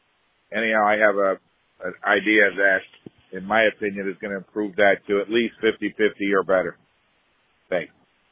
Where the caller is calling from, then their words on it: Newport Beach, California, United States; I'm calling from Newport Beach, California.